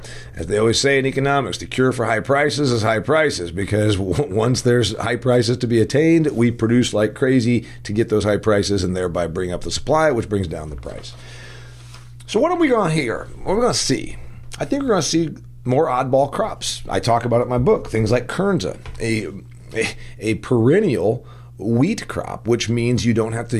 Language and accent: English; Indiana, United States; We grow a lot of it here in my home state of Indiana.